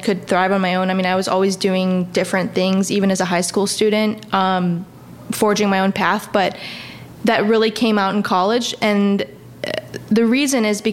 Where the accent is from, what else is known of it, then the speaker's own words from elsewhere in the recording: Chicago, Illinois, United States; moved away as an adult; also born or lived in Atlanta; Moving to, you know, Atlanta from Chicago